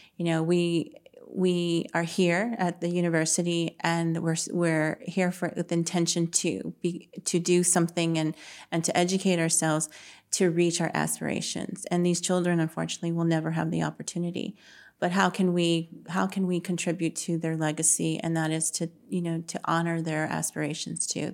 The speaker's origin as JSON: {"language": "English", "town": "San Antonio", "region": "Texas", "country": "United States", "tie": "born or raised there", "said": "grew up on the south side of San Antonio. Um, I still live in the south side now"}